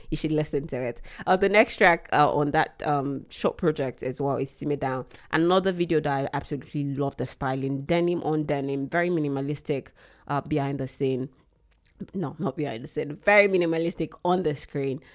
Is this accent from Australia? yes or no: no; Nigeria; as a Nigerian